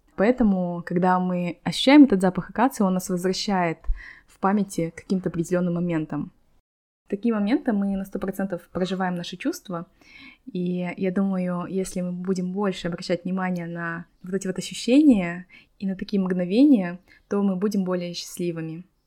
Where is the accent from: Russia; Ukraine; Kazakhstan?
Kazakhstan; now in Malaga, Spain; Я, как девочки из Казахстана